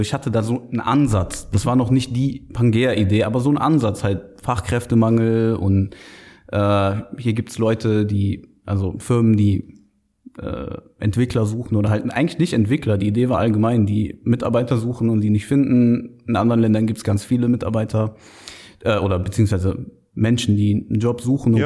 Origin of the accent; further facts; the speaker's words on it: Düren, North Rhine-Westphalia, Germany; also born or lived in Aachen; gebürtiger Aachener, äh, aber in Düren aufgewachsen, im nahen und sehr, sehr schönen Düren